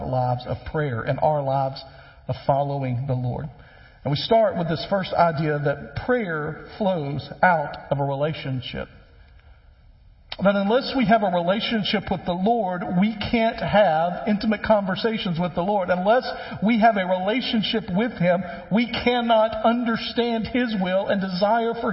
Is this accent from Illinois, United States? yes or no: no; West Tennessee, United States; when I was growing up, I grew up in West Tennessee